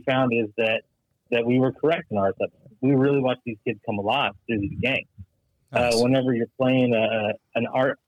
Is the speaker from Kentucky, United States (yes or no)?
yes; Mayfield, Kentucky, United States; There's still debris everywhere in my hometown